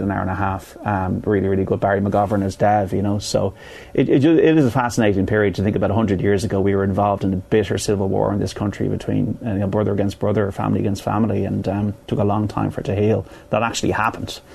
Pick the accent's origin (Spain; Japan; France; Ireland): Ireland